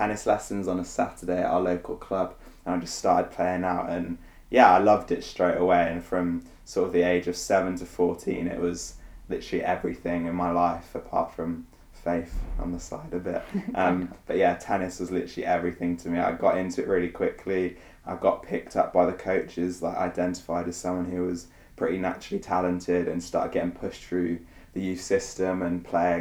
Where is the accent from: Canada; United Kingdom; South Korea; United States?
United Kingdom; Gloucester, South West England; I was born in a place called Gloucester, which is kind of near Wales, but still in England, for those of you who don't know. I grew up as an only child with my two parents.